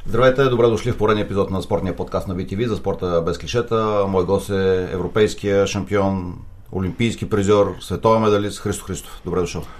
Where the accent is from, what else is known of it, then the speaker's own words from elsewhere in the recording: Targovishte Province, Bulgaria; Ангел Генчев от моя град, аз съм от Търговище